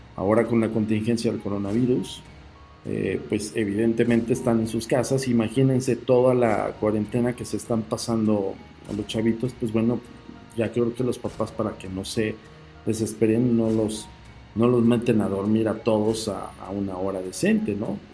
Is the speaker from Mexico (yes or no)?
yes; Mexico